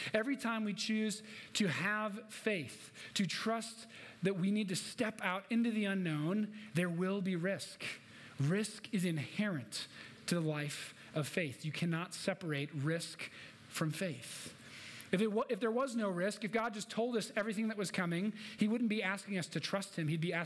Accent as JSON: {"language": "English", "region": "Minnesota", "country": "United States", "tie": "born or raised there", "also_born_or_lived": "Illinois / Midwest", "moved": "as an adult", "lives_now": "Denver, United States", "said": "raised in Minnesota"}